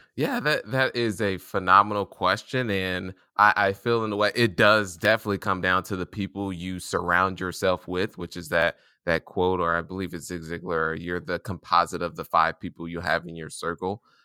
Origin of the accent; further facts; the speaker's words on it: Indianapolis, Indiana, United States; I was born and raised in Indianapolis, Indiana